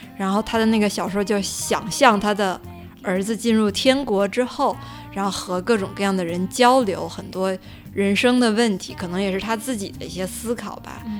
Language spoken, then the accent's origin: Chinese; China; 我是从大陆来的